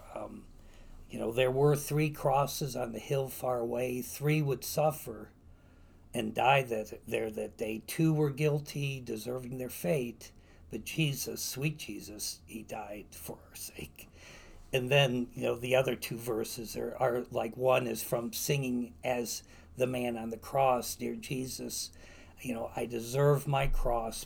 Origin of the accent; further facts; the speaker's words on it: Wonder Lake, Illinois, United States; accent: Wisconsinite; also born or lived in West Virginia; I grew up on Lake Vista Lane, 3407 Lake Vista Lane in Wonder Lake, Illinois, which is um, about 60 miles northwest of Chicago, just a couple miles from the Wisconsin border. Thus the accent